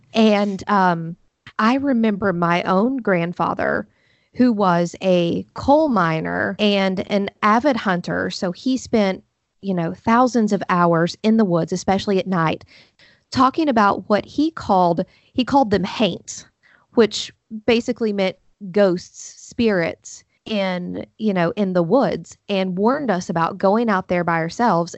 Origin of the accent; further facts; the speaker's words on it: Huntington, West Virginia, United States; I'm from Huntington, West Virginia. So I grew up, you know, forty-five minutes from Point Pleasant